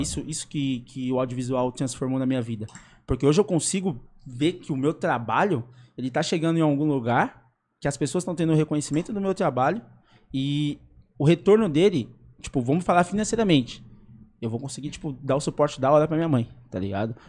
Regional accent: São Paulo, Brazil; also born or lived in Cidade Tiradentes, São Paulo; eu fui criado no Jardim das Oliveiras

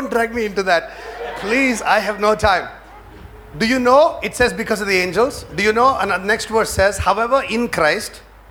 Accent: New York, United States; I come from, you know, I come from New York. So I can't really cover my head now.

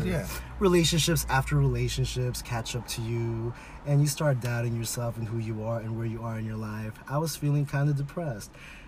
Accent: West Coast, United States; We grew up, so I was thinking about this. We grew up in the West Coast.

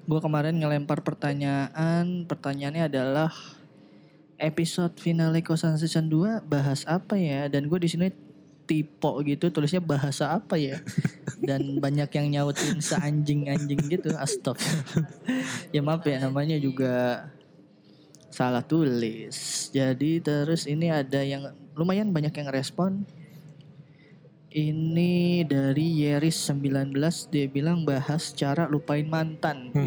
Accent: Jakarta, Indonesia; Kalau gue gede dan besar tumbuh di Jakarta

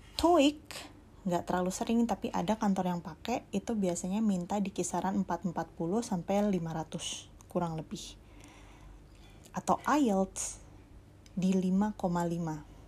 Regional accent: Jakarta, Indonesia; aku dari Jakarta

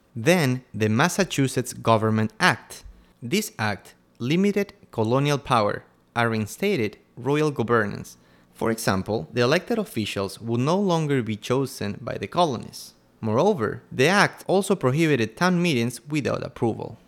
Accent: Quito, Pichincha, Ecuador; I'm from Quito, Ecuador

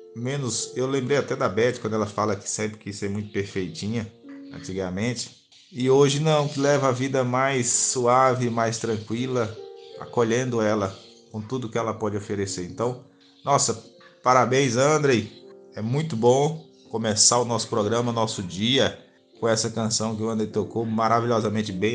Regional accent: Currais Novos, Rio Grande do Norte, Brazil; Eu sou do Rio Grande do Norte, nascido na cidade de Currais Novos há 35 anos atrás

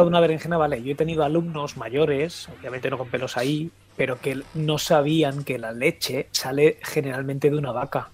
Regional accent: Galicia, Spain; also born or lived in Catalonia; estudiando cuando yo nací en Cataluña, obviamente hasta, hasta, hasta cuarto de primaria, y luego he estado en Galicia

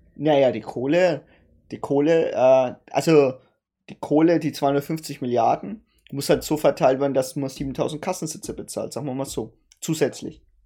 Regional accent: Germany; bei uns in Deutschland

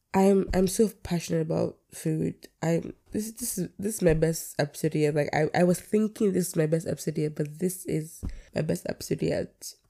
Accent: Nigeria; I'm a Nigerian by everything in me. Born and raised.

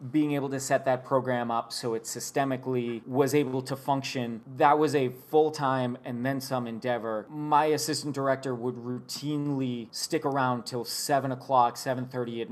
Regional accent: Boston, Massachusetts, United States; moved away as an adult; also born or lived in Bastrop, Texas; I grew up in Boston, Massachusetts

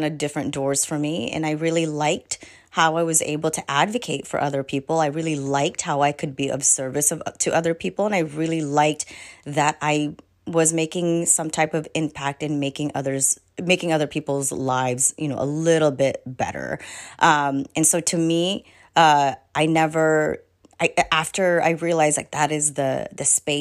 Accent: Tacoma, Washington, United States; born or raised there; also born or lived in Philippines

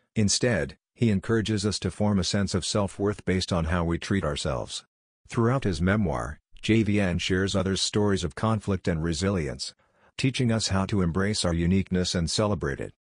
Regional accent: Minneapolis, Minnesota, United States; Minneapolis, Minnesota, my hometown

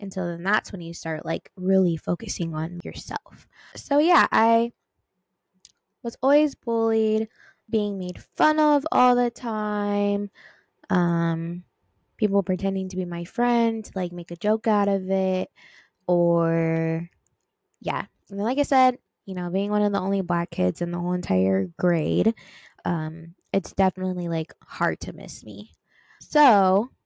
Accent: Long Beach, California, United States; Born and raised in Long Beach, California

